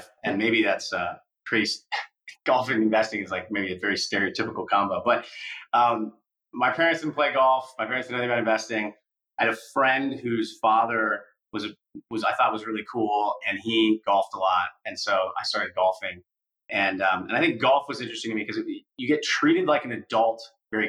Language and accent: English; Iowa City, Iowa, United States; moved away; I grew up in Iowa City, Iowa